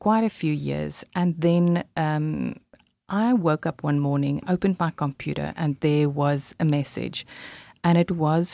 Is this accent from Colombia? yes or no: no; Cape Town, Western Cape, South Africa; I was born in Cape Town, here locally